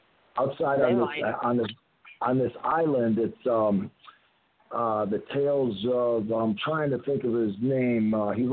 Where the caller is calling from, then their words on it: Tampa, Florida, United States; I am buzzing tonight from Tampa, Florida, excited to be on this podcast